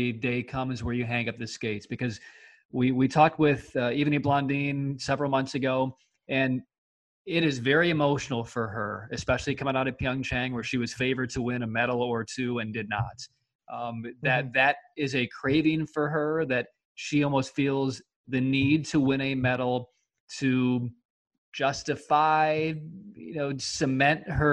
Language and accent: English; Chicago, Illinois, United States; I grew up in Chicago as a Cubs fan